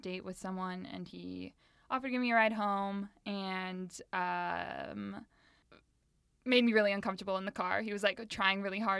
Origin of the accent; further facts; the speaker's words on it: Arizona, United States; Because I grew up in Arizona. Like, right. I'm not down with the cold.